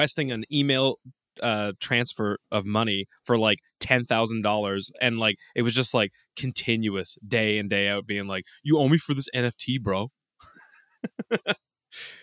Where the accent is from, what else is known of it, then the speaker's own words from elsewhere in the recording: Canada; we are from Canada